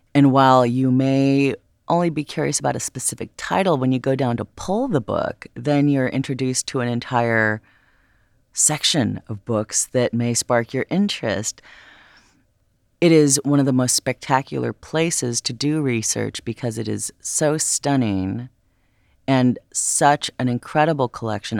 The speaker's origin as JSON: {"language": "English", "town": "Los Angeles", "region": "California", "country": "United States", "tie": "born or raised there", "said": "growing up in Los Angeles, my experience had been with the Getty Villa"}